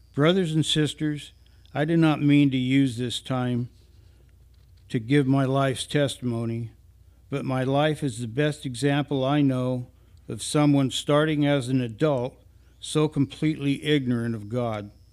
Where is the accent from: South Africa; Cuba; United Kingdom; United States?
United States; Northwest Oregon; Many of us were born and raised in Northwest Oregon, where as teenagers and younger, we picked strawberries and other crops for summer employment